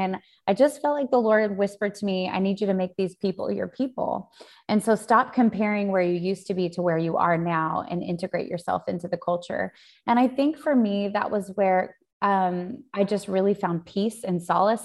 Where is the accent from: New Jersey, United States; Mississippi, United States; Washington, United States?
Washington, United States; Spokane; moved away as an adult; also born or lived in Sydney, Australia; now in New York, United States; growing, growing up in Spokane, Spokane is a totally different culture.